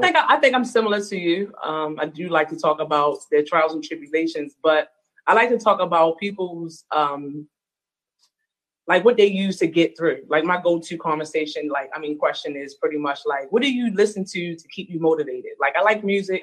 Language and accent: English; Baltimore, Maryland, United States; also born or lived in Arizona; I am from Baltimore, Maryland. I was actually born in Arizona, um, but totally a Baltimorean, totally raised here.